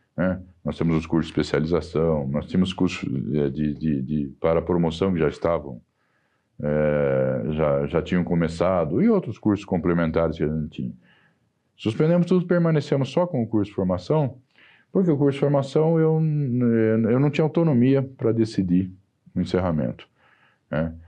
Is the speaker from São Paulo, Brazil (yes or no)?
yes; Sorocaba, São Paulo, Brazil; accent: caipira; moved away as an adult; now in São Paulo, Brazil; eu sou caipira de Sorocaba